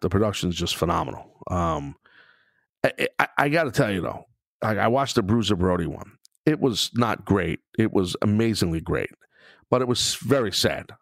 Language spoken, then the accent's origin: English; New York City, New York, United States; my hometown of Brooklyn